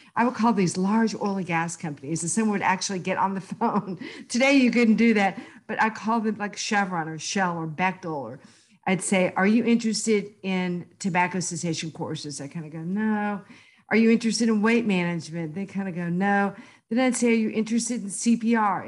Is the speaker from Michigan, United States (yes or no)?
no; Houston, Texas, United States; I went back to graduate school at University of Houston, my hometown